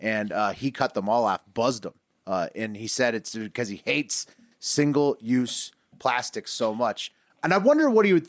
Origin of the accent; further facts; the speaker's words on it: Herndon, Virginia, United States; the entire time I was growing up in Herndon